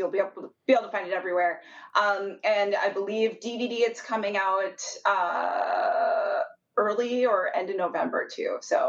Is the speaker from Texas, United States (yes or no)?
no; Minnesota, United States; moved away as an adult; now in Los Angeles, United States; I'm from Minnesota. I should be used to this weather, but I live in LA, and I've been out here now for about 6 years.